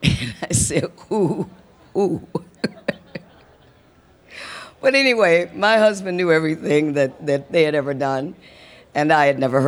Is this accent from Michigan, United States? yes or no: yes; Muskegon, Michigan, United States; moved away; also born or lived in Detroit, Michigan; I was born in Western Michigan, in Muskegon, Michigan.